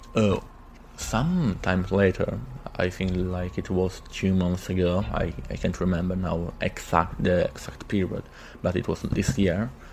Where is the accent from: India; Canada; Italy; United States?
Italy; from Italy